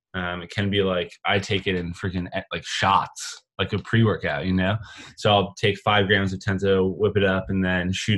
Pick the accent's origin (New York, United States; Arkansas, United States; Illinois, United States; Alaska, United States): New York, United States; Rochester; now in Los Angeles, United States; We grew up in Rochester, New York, and now we live in Los Angeles.